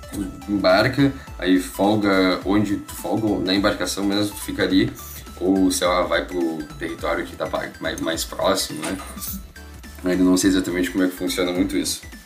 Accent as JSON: {"language": "Portuguese", "town": "Pelotas", "region": "Rio Grande do Sul", "country": "Brazil", "said": "eu sempre morei com a minha família, também sou de Pelotas"}